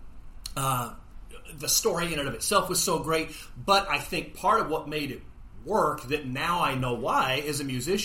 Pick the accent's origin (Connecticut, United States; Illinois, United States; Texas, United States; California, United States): Texas, United States; Brownsville; now in Irving, United States; I'm from the Brownsville, Texas area